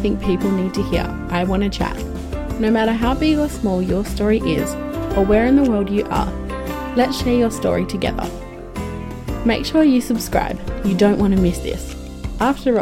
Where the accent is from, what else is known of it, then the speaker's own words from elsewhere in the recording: Perth, Western Australia, Australia; I was born and raised in Perth, Western Australia